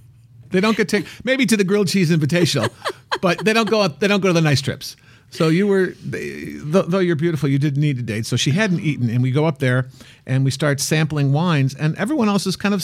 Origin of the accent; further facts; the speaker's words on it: Midwest, United States; moved away; I grew up in the Midwest, so I know what cow chips are.